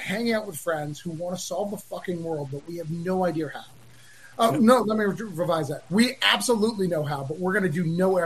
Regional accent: Rochester, New Hampshire, United States; I grew up in Rochester

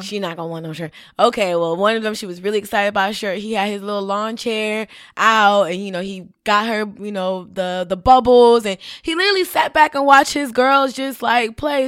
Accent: Miami, Florida, United States; I grew up in Little Haiti with the school in South Miami.

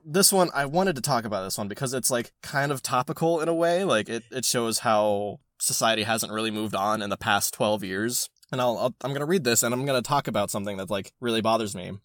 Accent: California, United States; I'm from California

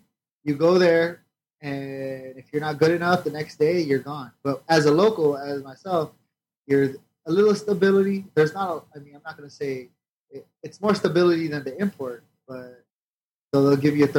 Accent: Philippines; I'm Filipino. I have a Filipino passport.

